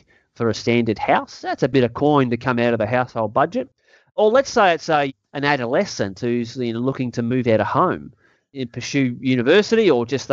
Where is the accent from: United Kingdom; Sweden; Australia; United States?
Australia; I'm also an Australian, and I care more about my country